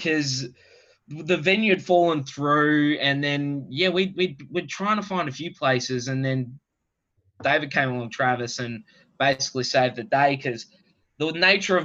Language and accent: English; Australia; also born or lived in London, United Kingdom; being an Aussie